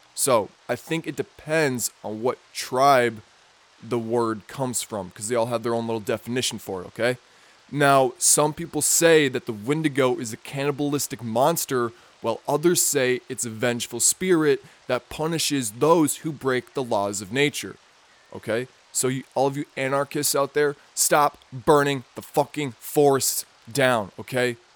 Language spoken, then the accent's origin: English; Minnesota, United States; my home state, Minnesota